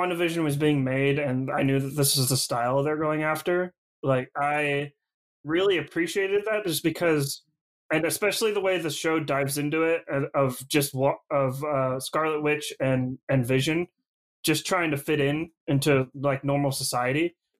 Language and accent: English; Sonora, California, United States; also born or lived in Groveland; growing up in Sonora and Groveland, like, we were pretty used to forest fires and like the Creek Fire and stuff like that.